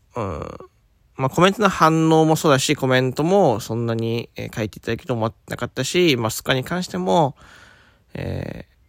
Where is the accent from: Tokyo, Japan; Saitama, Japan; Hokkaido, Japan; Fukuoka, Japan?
Fukuoka, Japan; 僕は福岡出身